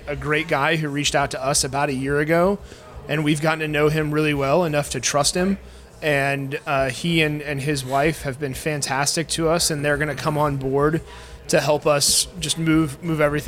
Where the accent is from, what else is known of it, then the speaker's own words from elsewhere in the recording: Indianapolis, Indiana, United States; moved away as an adult; also born or lived in Chicago; growing up in the Broad Ripple area